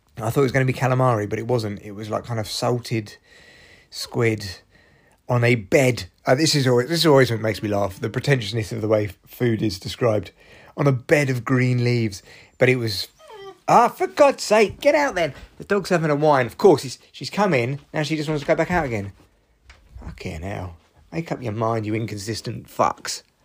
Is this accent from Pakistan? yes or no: no; United Kingdom; I'm too British